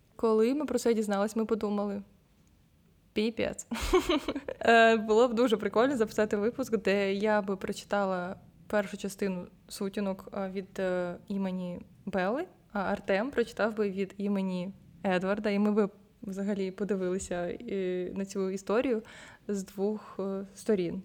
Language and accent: Ukrainian; Ukraine